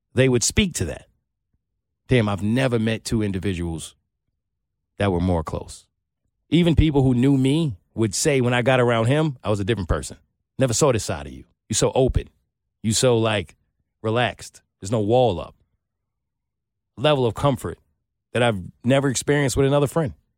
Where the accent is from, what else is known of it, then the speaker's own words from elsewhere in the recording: New York, United States; I'm from New York